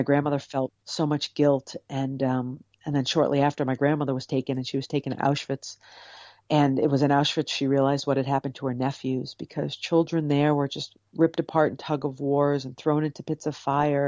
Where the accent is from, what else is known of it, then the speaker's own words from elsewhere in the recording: Cape Cod, Massachusetts, United States; I grew up on Cape Cod